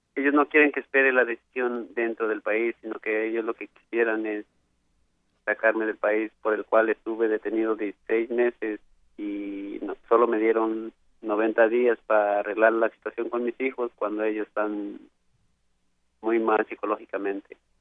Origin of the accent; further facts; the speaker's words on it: Toluca, State of Mexico, Mexico; moved away as an adult; now in United States; Toluca, Estado de México.